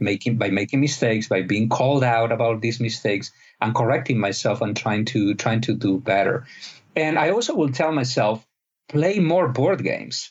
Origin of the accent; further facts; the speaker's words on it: Spain; I'm not from Egypt, I'm from Spain